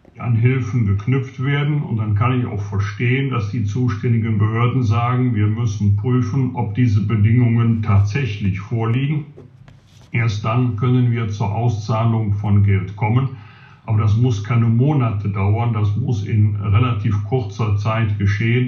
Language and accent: German; Bergisch Gladbach, North Rhine-Westphalia, Germany; in meiner Heimatstadt Bergisch landbach